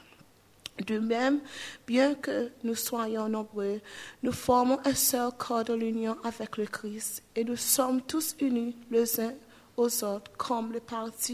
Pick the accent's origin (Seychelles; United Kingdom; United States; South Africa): Seychelles; I come from Seychelles